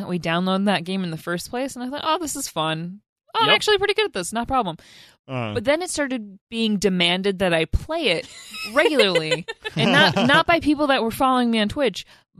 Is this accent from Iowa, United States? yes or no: no; Wisconsin, United States; accent: Wisconsin; When I get stressed out, my Wisconsin accent comes in, and I can't do that today.